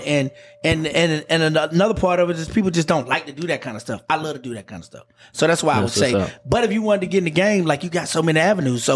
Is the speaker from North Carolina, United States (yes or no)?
yes; Charlotte, North Carolina, United States; born and raised in Charlotte, North Carolina